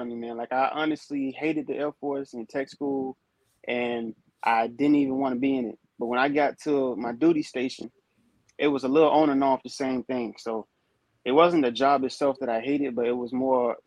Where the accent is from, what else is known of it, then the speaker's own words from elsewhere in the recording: North Carolina, United States; moved away as an adult; I'm from North Carolina originally, so I'm like right there in the area, only 3 hours out.